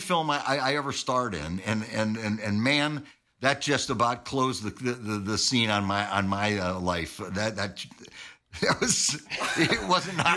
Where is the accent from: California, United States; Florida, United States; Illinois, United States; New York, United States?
New York, United States; Syracuse; I was from Syracuse